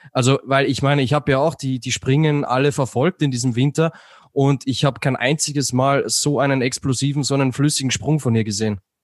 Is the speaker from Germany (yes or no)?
no; Austria; ich als Österreicher